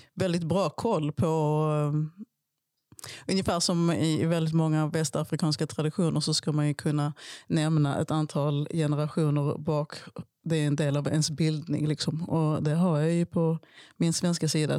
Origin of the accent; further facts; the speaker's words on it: Skåne, Sweden; also born or lived in Malmö; min uppväxt på Österlen